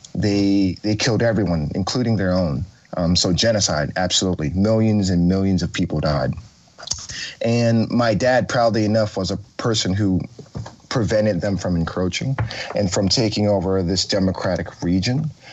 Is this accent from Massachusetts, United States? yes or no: no; Oakland, California, United States; I grew up in Oakland. I was born in 85.